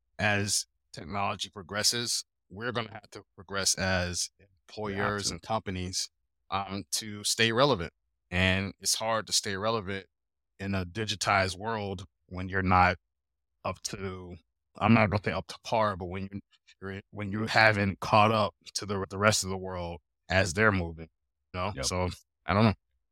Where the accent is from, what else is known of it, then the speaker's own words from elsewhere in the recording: Germany; Yeah, I was born in Germany. My dad was in the army, so I'm an army brat. So we were there in Raffenwerder, Germany for 9 years.